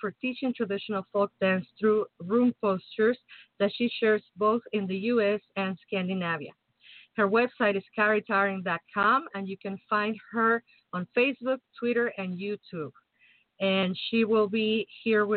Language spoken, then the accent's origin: English; Mexico City, Mexico; now in Chicago, United States; I'm from Mexico City. I'm basically from the tropics